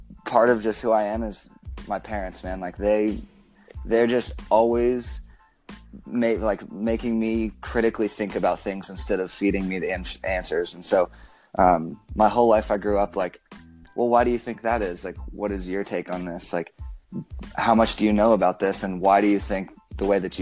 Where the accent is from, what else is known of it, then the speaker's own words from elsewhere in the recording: Bozeman, Montana, United States; now in Las Vegas, United States; stay in Bozeman, which is where I grew up, and finish high school